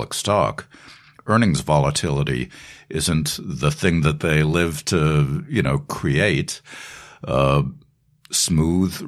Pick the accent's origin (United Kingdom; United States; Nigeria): United States; Boston, Massachusetts; moved away as an adult; now in New York, United States; growing up in Boston, not New York, Los Angeles, or Nashville or London